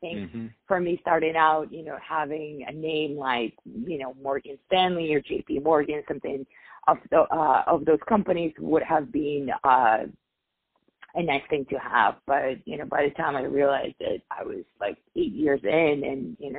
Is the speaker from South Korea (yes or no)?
no; Dubai, United Arab Emirates; I grew up in Dubai. My father was a diplomat there, and because of that, I was predisposed to a lot of, you know, very prominent families in our region